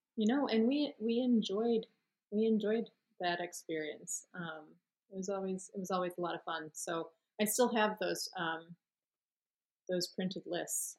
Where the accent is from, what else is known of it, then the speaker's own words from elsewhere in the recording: Michigan, United States; moved away as an adult; also born or lived in Florida; now in Chicago, United States; I grew up in Michigan pretty much since I was six